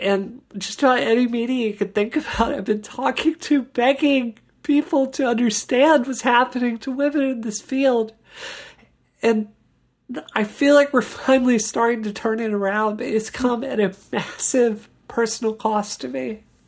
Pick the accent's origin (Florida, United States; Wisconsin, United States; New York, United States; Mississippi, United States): Mississippi, United States; I grew up in Mississippi